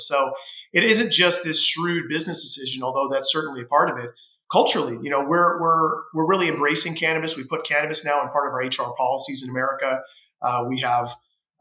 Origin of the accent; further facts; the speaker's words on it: Mesa, Arizona, United States; moved away as an adult; now in Toronto, Canada; I'm from Mesa, Arizona, originally